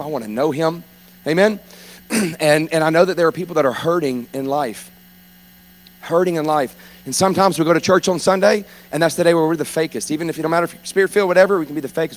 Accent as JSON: {"language": "English", "town": "Baton Rouge", "region": "Louisiana", "country": "United States", "tie": "born or raised there", "said": "I'm from South Louisiana. I grew up in Baton Rouge"}